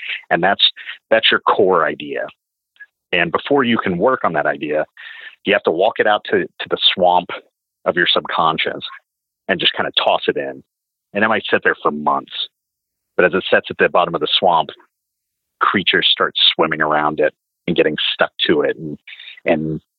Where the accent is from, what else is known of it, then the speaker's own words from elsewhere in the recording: the South, United States; And growing up in the South, obviously like trucking culture, you know, is bigger there, and especially when I was a kid.